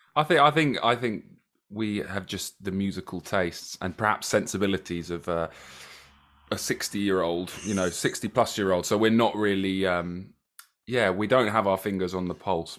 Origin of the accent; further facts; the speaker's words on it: Brighton, South East England, United Kingdom; we're born and bred Brightonians